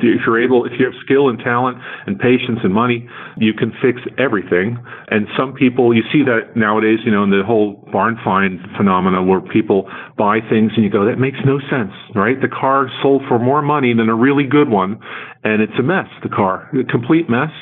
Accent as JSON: {"language": "English", "region": "New Jersey", "country": "United States", "tie": "born or raised there", "said": "we grew up in New Jersey"}